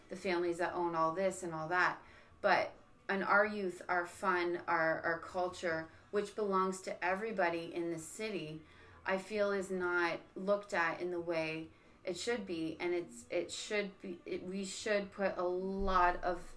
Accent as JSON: {"language": "English", "town": "Niagara Falls", "region": "Ontario", "country": "Canada", "tie": "born or raised there", "said": "growing up in Niagara"}